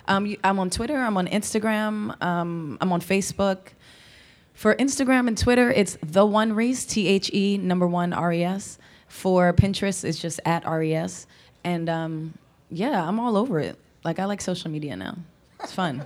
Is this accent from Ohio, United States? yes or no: no; Philadelphia, Pennsylvania, United States; also born or lived in Lower Merion, Pennsylvania / Los Angeles; now in Philadelphia, United States; I'm from Philly